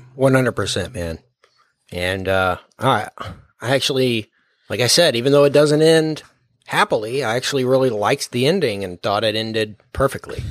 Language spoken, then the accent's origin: English; Texas, United States; we're from Texas